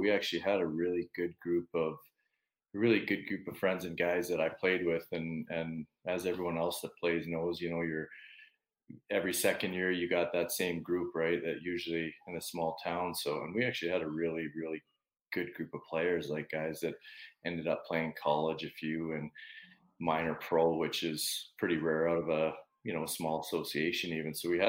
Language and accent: English; West Kelowna, British Columbia, Canada; I grew up on the west side. So I think now they call it West Kelowna. But if you talk to anybody I grew up with, they do not like it being called West Kelowna because it was West Bank and the west side.